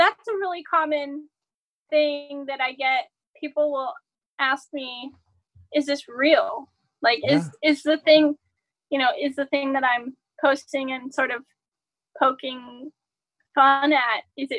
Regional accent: Southern US, United States; I grew up in the Southern Baptist sort of, and you know, this is Southern US. I'm from the South

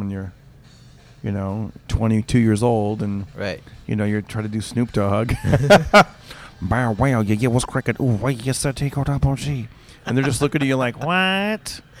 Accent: Fresno, California, United States; moved away; growing up in Fresno.

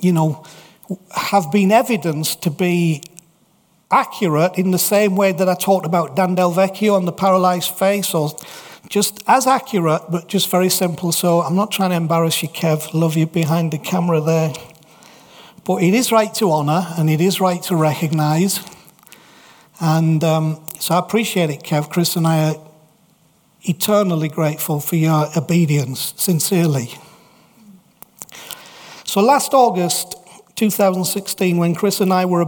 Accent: England, United Kingdom; we're English in Salt Lake City

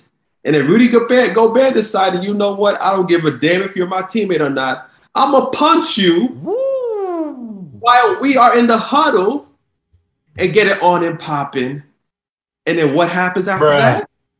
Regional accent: New York City, New York, United States; I'm from New York, born and raised.

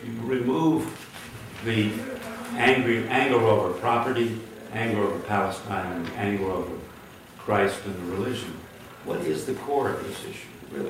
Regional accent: Hungary; moved away; I was born in Hungary, naturalized, and came here in early 41, very luckily, and naturalized. And we lost our family, so I can testify to the Holocaust.

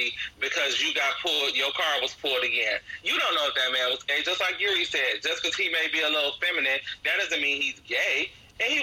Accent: Cleveland, Ohio, United States; I'm from Cleveland

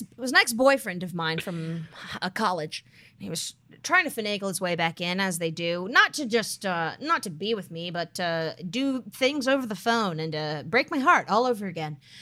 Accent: United States; as an American

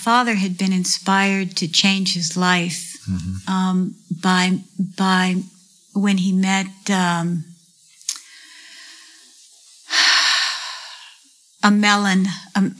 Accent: Jackson, Mississippi, United States; moved away; also born or lived in Rapid City, South Dakota; I grew up really in Jackson, Mississippi during the early

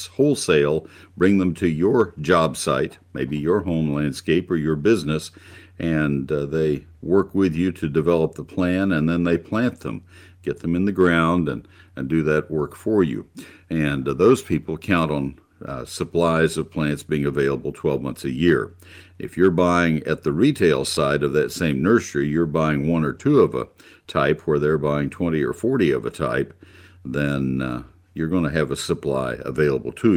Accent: College Station, Texas, United States; also born or lived in Ohio; I grew up in College Station and traveled with my dad a good deal while I was a kid.

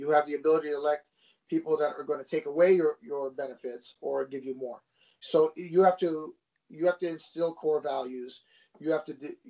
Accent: Los Angeles, California, United States; where I grew up in the San Fernando Valley and my group of friends, I didn't know another Armenian.

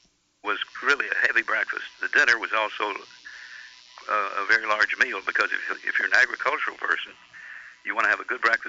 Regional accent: Georgia, United States; And I grew up in Georgia

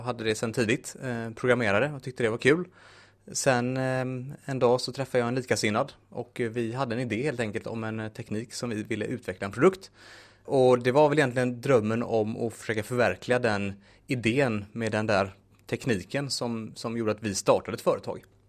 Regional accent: Munkedal, Västra Götaland, Sweden; now in Gothenburg, Sweden; född och uppvuxen i Munkedal

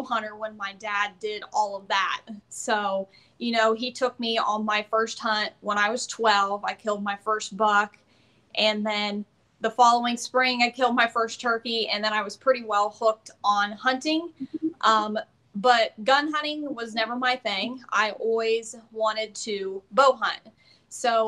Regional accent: Southeast Ohio, United States; I am 28 and from Southeast Ohio

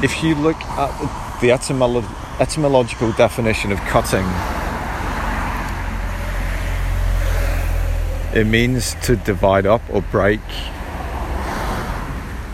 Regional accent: Ireland; I was born in Ireland

